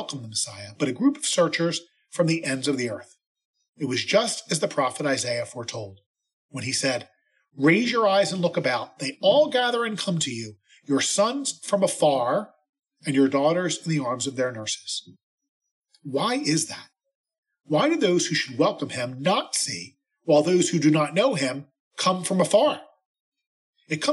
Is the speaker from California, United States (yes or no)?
no; Philadelphia suburbs, Pennsylvania, United States; I grew up in the Philly suburbs.